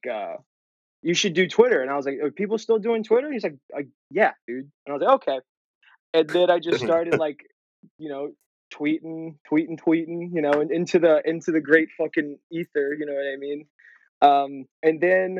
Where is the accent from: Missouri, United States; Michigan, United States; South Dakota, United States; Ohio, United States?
Ohio, United States; Cincinnati; moved away as an adult; now in Los Angeles, United States; Born and raised, went to school out there